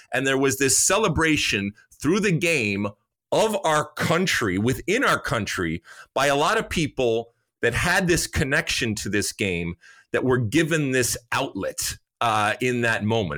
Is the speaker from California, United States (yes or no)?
no; Detroit, Michigan, United States; I grew up in Detroit